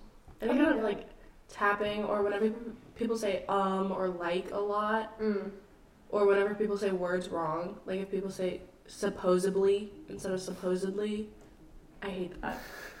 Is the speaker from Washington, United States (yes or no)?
no; New Orleans, Louisiana, United States; We are from New Orleans.